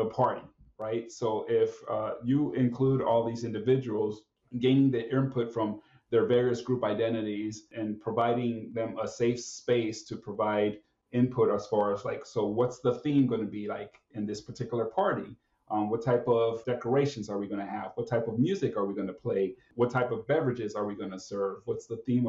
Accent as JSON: {"language": "English", "region": "South Florida", "country": "United States", "tie": "born or raised there", "moved": "as an adult", "lives_now": "Washington, United States", "said": "I was born and raised in South Florida as a first-generation American born of Nicaraguan parents."}